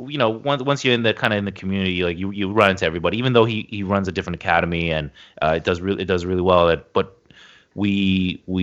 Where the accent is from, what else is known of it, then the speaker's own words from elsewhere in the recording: Toronto, Ontario, Canada; I grew up in Toronto. We moved around a lot when I was a kid